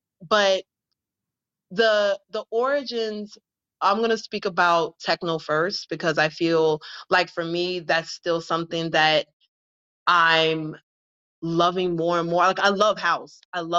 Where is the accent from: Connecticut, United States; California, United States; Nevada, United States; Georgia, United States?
Georgia, United States; Atlanta; now in Brooklyn, United States; I'm originally from Atlanta, Georgia. I currently reside in Brooklyn, New York.